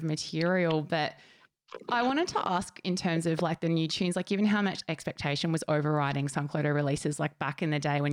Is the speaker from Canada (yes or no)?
no; Gold Coast, Queensland, Australia; my hometown on the Gold Coast